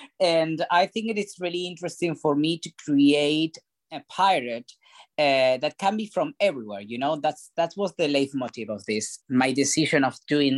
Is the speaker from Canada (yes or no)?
no; Argentina; English is a second language; moved away; English is my third language. And I'm Argentinian and half Italian.